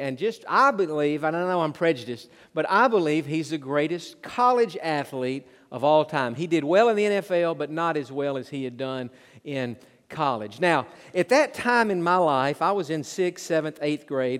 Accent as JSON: {"language": "English", "region": "Tennessee", "country": "United States", "tie": "born or raised there", "also_born_or_lived": "Georgia", "said": "I grew up in Tennessee"}